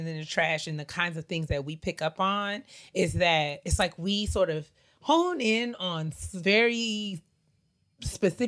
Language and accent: English; New York, United States; I grew up in New York